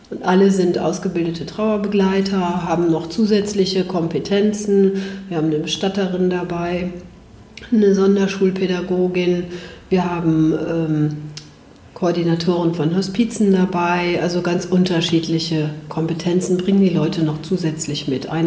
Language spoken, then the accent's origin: German; Bergisch Gladbach, North Rhine-Westphalia, Germany; Ja, gerne. Ja, ich bin aus Bergisch